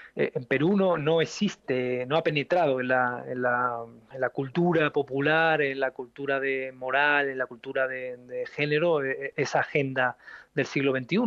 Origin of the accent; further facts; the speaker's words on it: Spain; moved away; mi país de origen, como España